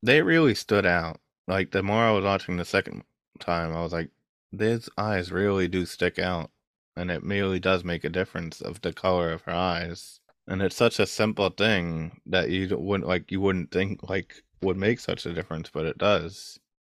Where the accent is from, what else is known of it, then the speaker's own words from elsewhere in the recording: New York, United States; I'm from New York